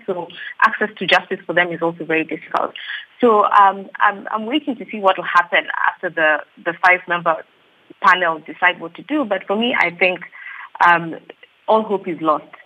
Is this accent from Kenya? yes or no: yes; Kenya; I'm Kenyan as well.